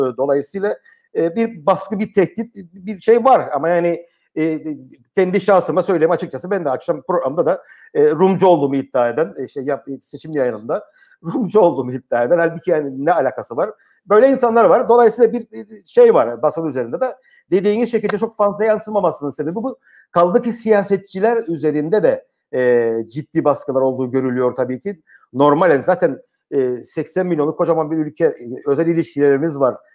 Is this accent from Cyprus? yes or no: yes; Cyprus